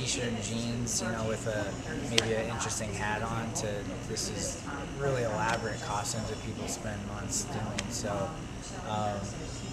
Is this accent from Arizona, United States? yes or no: yes; Tucson, Arizona, United States; I'm from Tucson, Arizona